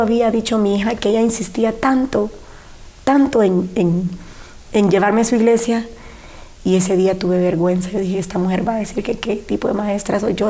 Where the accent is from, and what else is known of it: San Pedro Sula, Cortés, Honduras; born or raised there; also born or lived in Siguatepeque, Comayagua / Yoro